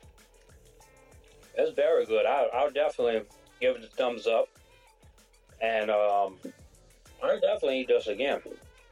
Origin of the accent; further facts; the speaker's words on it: Thibodaux, Louisiana, United States; I'm from Thibodaux, Louisiana